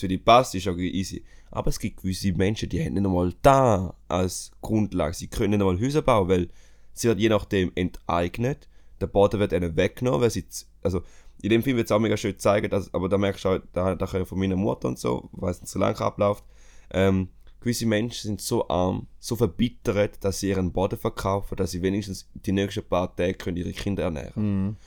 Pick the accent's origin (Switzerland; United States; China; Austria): Switzerland; bei uns in der Schweiz